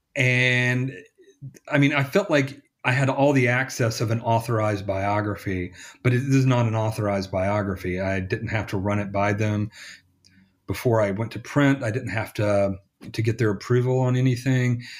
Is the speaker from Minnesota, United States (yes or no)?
no; Selmer, Tennessee, United States; moved away; also born or lived in Memphis; my hometown